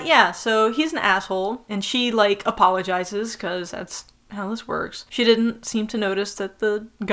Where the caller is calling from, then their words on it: Israel; I'm actually recording from Israel right now.